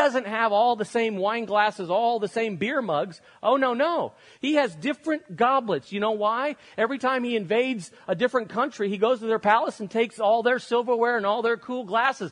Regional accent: Spain; moved away as an adult; I grew up in Europe. I lived in Spain until I was 18 years old

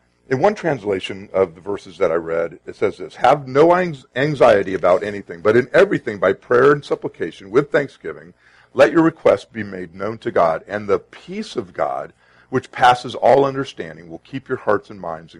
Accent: Sacramento, California, United States; now in Arizona, United States; I grew up in Sacramento

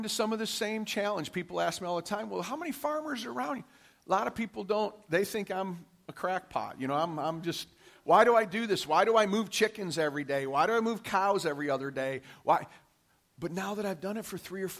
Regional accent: Detroit, Michigan, United States; I grew up in Detroit, Michigan, in an all-white community

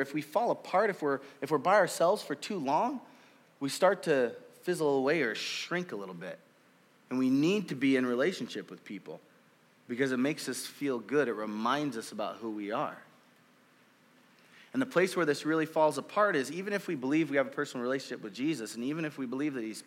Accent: Oakland, California, United States; also born or lived in Marysville; now in Wenatchee, United States; I grew up in California. I grew up in inner city Oakland

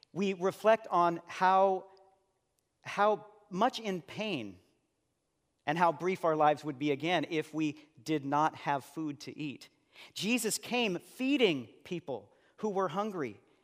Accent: Seattle, Washington, United States; And after he was at the church that I grew up in West Seattle, he moved to Denver and planted a church there.

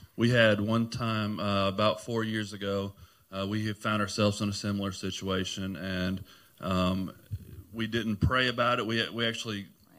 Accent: Clarksville, United States; I'm from Clarksville, been here all my life.

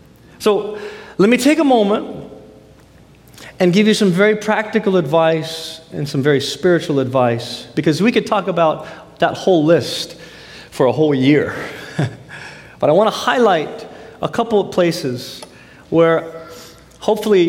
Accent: United States; as a Filipino American, grew up in the States

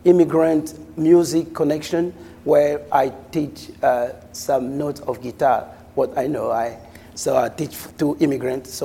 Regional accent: Cabinda, Angola; moved away as an adult; now in United States; I'm from Angola, from Cabinda specifically.

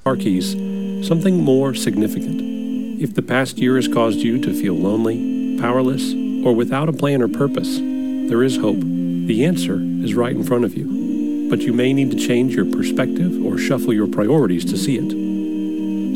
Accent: Idabel, Oklahoma, United States; I'm from southeastern Oklahoma

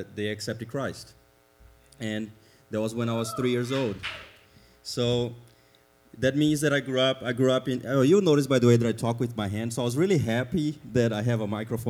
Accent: Brazil; English is a second language; moved away as an adult; now in United States; I have an accent, so you can already know that I'm not from around here. I am from Brazil

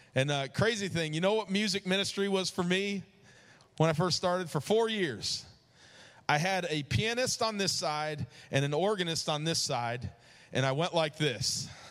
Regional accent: New York, United States; moved away; also born or lived in Georgia; growing up in New York

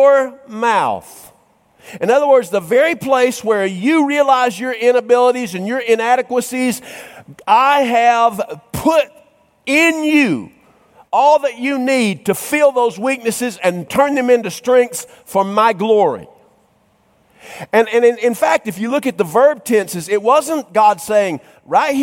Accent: North Georgia, United States; I grew up in North Georgia in some country Baptist churches

